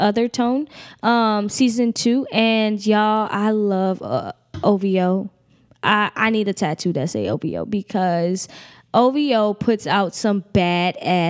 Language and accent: English; Louisiana, United States; I grew up in Louisiana.